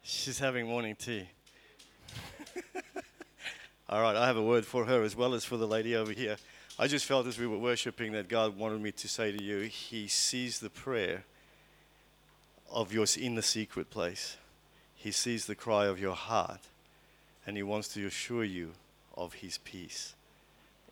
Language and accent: English; Port Elizabeth, Eastern Cape, South Africa; I was born in Port Elizabeth in South Africa in 1967